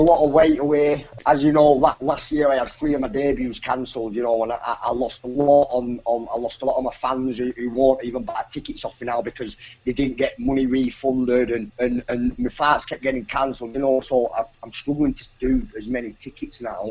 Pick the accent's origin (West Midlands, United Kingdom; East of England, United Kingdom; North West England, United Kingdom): North West England, United Kingdom; Colne; boxing at Colne Municipal Hall in my hometown